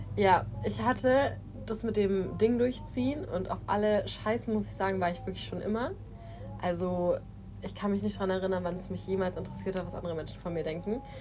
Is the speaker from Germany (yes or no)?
yes; Germany; moved away as an adult; also born or lived in Asia